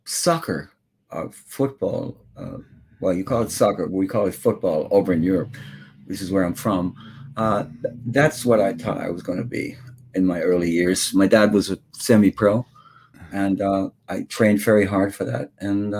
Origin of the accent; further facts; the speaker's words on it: Drogheda, Leinster, Ireland; moved away; Drogheda United, which is my hometown, which is about 30 miles north of Dublin in Ireland.